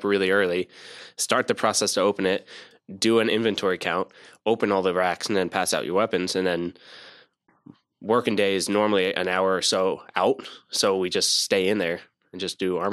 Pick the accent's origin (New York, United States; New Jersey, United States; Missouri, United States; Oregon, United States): New Jersey, United States; moved away as an adult; also born or lived in Camp Lejeune, North Carolina; now in North Carolina, United States; I'm from Jersey